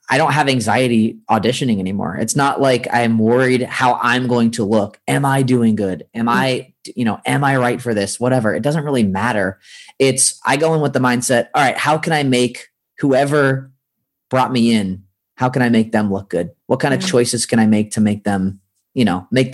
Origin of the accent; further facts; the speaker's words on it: San Francisco, California, United States; moved away as an adult; now in Los Angeles, United States; I grew up in Northern California. So in San Francisco